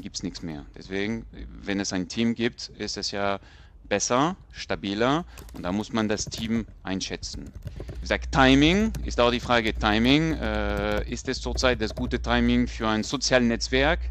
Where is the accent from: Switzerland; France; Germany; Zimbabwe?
France; moved away; ich bin Franzose